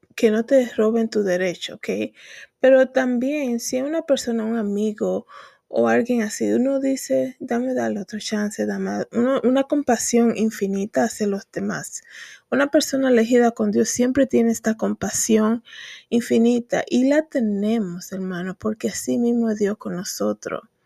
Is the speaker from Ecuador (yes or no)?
no; Dominican Republic; moved away; hablan la gente en mi país de Santo Domingo